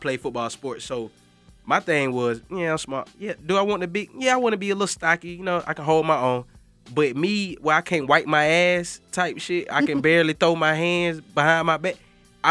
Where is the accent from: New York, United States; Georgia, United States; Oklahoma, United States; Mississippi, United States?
Georgia, United States; Macon; I'm from Westside, Macon